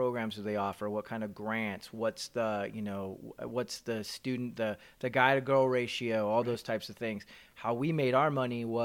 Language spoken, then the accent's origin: English; Modesto, California, United States; my very first job in my hometown, Modesto, California